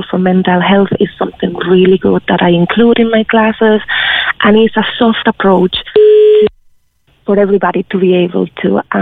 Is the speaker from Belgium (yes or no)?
no; Spain; moved away as an adult; now in Ireland; I'm originally from Spain, and I was in Ireland working.